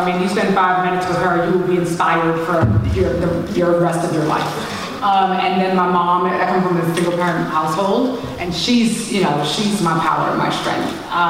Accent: New York City, New York, United States; I'm from New York City.

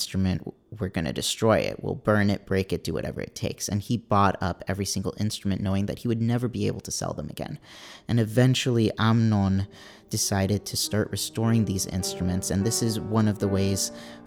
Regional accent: California, United States; also born or lived in New York; my parents are both Israeli, but I was born and raised out here in California.

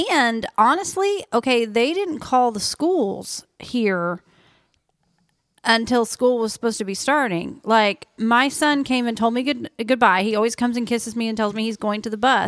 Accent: Oklahoma, United States; moved away; I grew up in Oklahoma, flat ground, you know, farmland

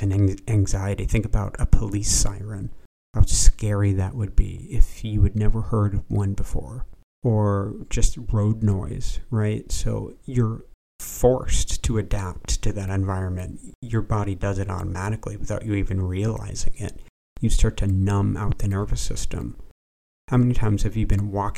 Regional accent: Vashon, Washington, United States; also born or lived in Seattle, Washington; I was born in Seattle, Washington. I lived on an island, a small island, that you could only access with a ferry boat. The island is Vashon Island.

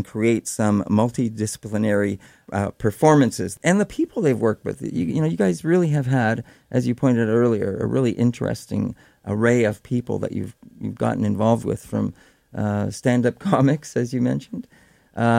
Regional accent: Six Nations of the Grand River, Ontario, Canada; I'm from Six Nations, so I'm very familiar with the whole Haldimand deed

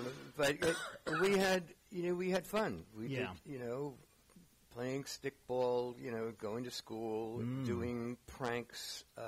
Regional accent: New York City, New York, United States; moved away; also born or lived in San Francisco Bay Area; I grew up in the Bronx.

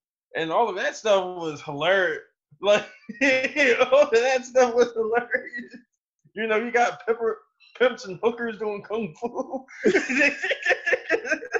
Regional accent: Baltimore, Maryland, United States; now in Austin, United States; I grew up in Baltimore, Maryland

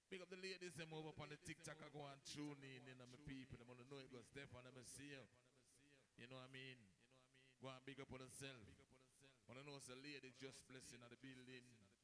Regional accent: Jamaica; You know, we are Jamaican and we have Canadian, Jamaican, Canadian, American, and everybody and them somebody.

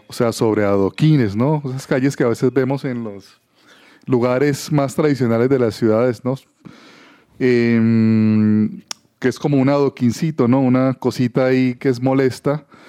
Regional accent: Cali, Valle del Cauca, Colombia; moved away; Yo también soy de Cali

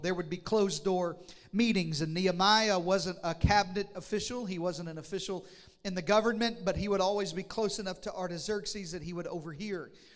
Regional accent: Arkansas, United States; moved away; I'm from Arkansas

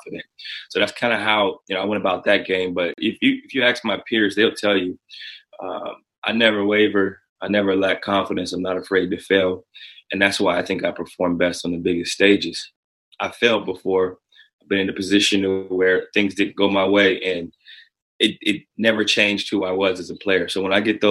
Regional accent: Canton, Ohio, United States; I'm from Canton, Ohio

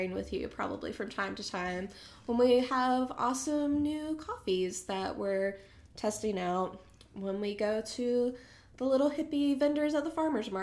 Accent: Boone, North Carolina, United States; moved away as an adult; now in Raleigh, United States; But I'm also Appalachian. I grew up close to Boone here in North Carolina and lived there most of my life until moved down to Raleigh

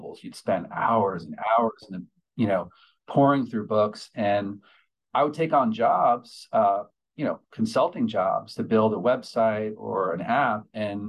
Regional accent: New York, United States; I grew up in New York

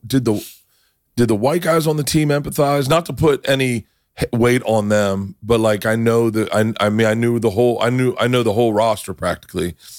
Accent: Tampa, Florida, United States; I'm from Tampa

